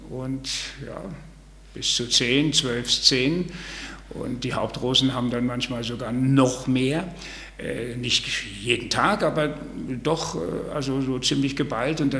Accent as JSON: {"language": "German", "region": "Bavaria", "country": "Germany", "tie": "born or raised there", "also_born_or_lived": "Saarbrücken / Mühlhausen", "said": "ich bin eigentlich Franke."}